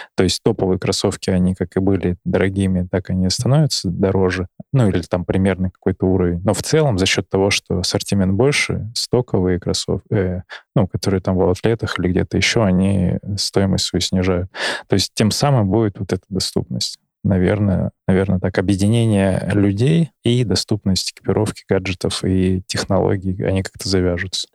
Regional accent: Barnaul, Altai Krai, Russia; хоть и из Барнаула, и у нас там тоже достаточно природы разные

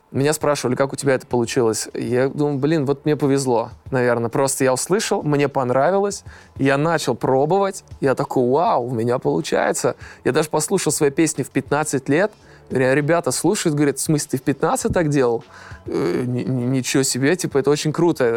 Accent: Almetyevsk, Tatarstan, Russia; Сам я родом из Альметьевска

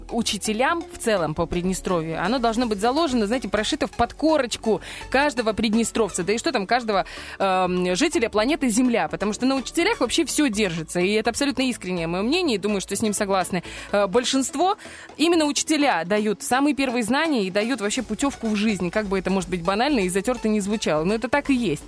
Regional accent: Dnestrovsk, Transnistria, Moldova; moved away; у меня в школе, в, я из Днестровска, в школе, во второй

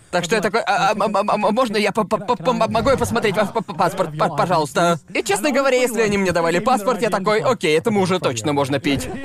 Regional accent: United Kingdom; also born or lived in Thailand; я на сто процентов таец, но я вырос в Великобритании.

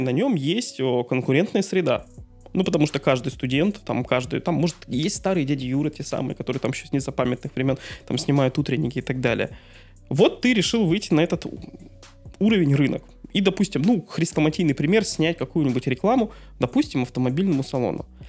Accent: Dudinka, Krasnoyarsk Krai, Russia; Город Дудинка, мой родной город

